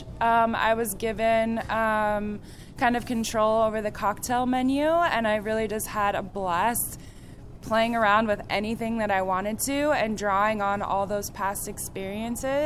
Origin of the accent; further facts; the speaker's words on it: Spokane, Washington, United States; moved away as an adult; now in Portland, United States; I am from Spokane, Washington. I moved to Portland here right when I turned 18